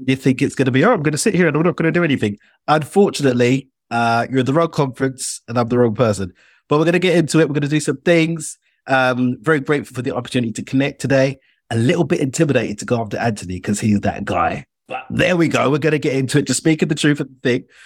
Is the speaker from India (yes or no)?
no; United Kingdom; accent: British